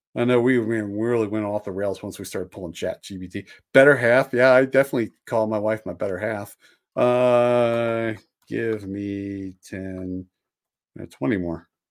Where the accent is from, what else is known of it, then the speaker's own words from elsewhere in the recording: just outside of Philadelphia, Pennsylvania, United States; I grew up just outside of Philadelphia